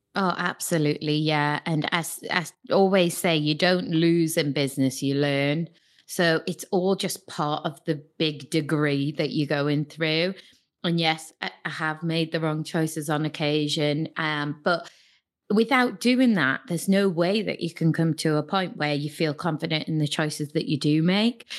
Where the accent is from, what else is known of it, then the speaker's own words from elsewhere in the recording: Newcastle upon Tyne, North East England, United Kingdom; I'm from Newcastle, th, uh, the party city.